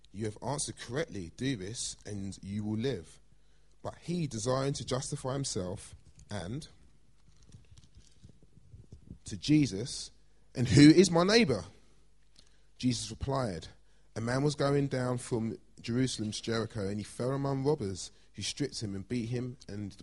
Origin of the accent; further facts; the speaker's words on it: London, United Kingdom; I grew up in Blackheath. I'm a South East London boy